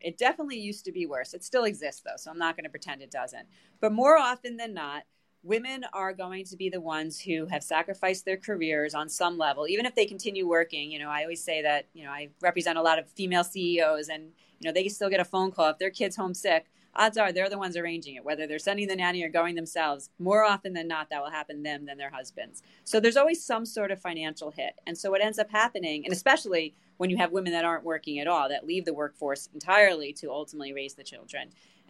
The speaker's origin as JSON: {"language": "English", "region": "New York", "country": "United States", "said": "I am. I am from New York."}